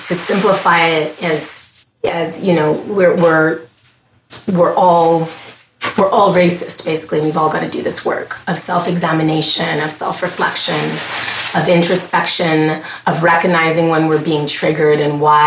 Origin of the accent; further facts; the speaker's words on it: Montreal, Quebec, Canada; moved away as an adult; now in United States; I'm a Scottish Grenadian Canadian who was born in Montreal, Quebec, Canada, in the early, you know, 1979, 1980. So I lived through some interesting times there in Quebec